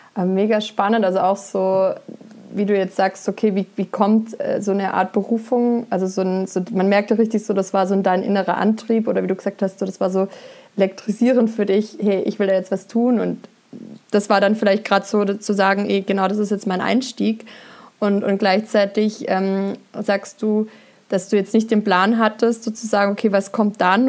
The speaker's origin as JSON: {"language": "German", "town": "Berg", "country": "Germany", "tie": "born or raised there", "said": "aus dem Dorf, wo ich groß geworden bin, in Berg"}